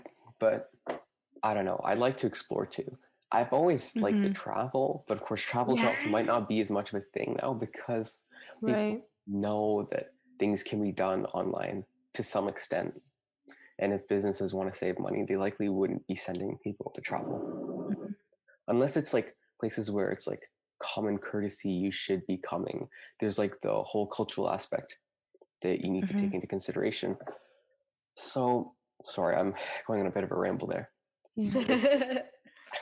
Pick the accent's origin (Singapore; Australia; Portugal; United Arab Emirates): United Arab Emirates; Dubai; now in Guelph, Canada; Because I grew up in a city. I grew up in Dubai